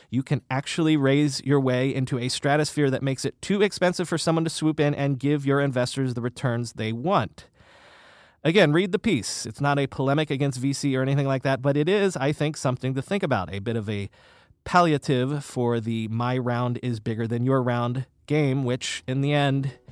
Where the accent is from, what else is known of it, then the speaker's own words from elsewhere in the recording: Florida, United States; now in Brooklyn, United States; And I grew up in South Florida, so I know from hot and humid better than most.